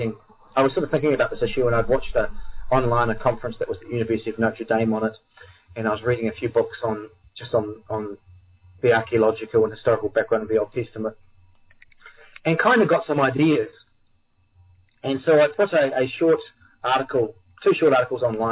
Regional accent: New Zealand; I'm from New Zealand, which is, for those who don't know, it's an island on the other side of the world down in the southern hemisphere.

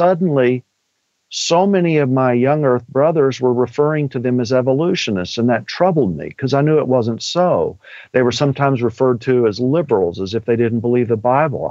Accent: Texas, United States; I'm from Texas and I'm an old redneck at heart.

